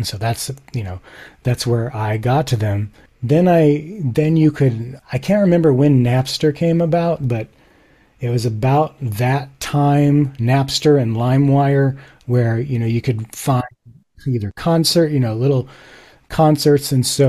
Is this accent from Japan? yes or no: yes; Japan; So some background. I grew up in Japan. This was sort of before the internet.